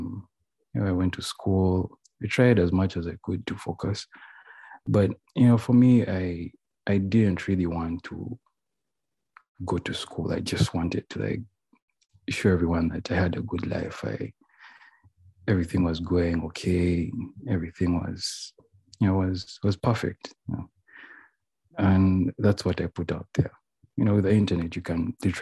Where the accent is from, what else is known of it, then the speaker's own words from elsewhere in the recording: Uganda; moved away as an adult; also born or lived in United States; I'm from Uganda. So yeah, I got a chance to go to the United States of America at the age of 18.